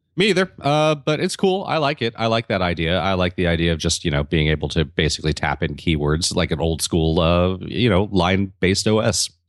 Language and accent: English; Santa Monica, California, United States; here in my hometown of Santa Monica